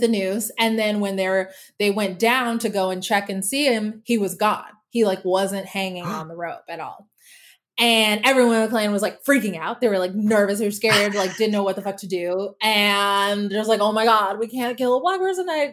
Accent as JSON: {"language": "English", "town": "Denton", "region": "Texas", "country": "United States", "tie": "born or raised there", "moved": "as an adult", "lives_now": "Los Angeles, United States", "said": "I grew up in Texas, as you may know, and I grew up in Denton specifically"}